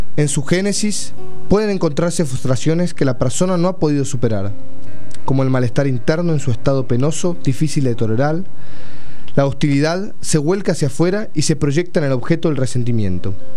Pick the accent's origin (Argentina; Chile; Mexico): Argentina